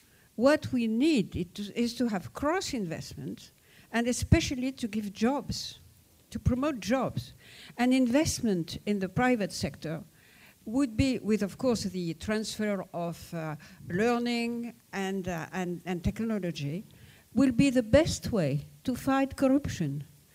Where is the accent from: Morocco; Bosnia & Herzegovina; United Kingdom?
Morocco; born there; English is a second language; I was born in Morocco, and you know, I'm French, so.